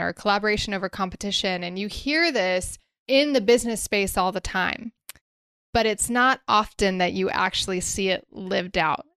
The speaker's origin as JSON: {"language": "English", "town": "Nashville", "region": "Tennessee", "country": "United States", "tie": "born or raised there", "said": "my hometown of Nashville"}